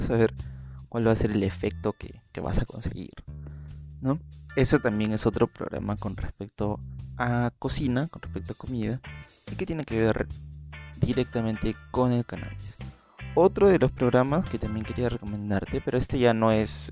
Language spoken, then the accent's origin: Spanish; Peru; aquí en, en mi país, que se utiliza más aquí en Perú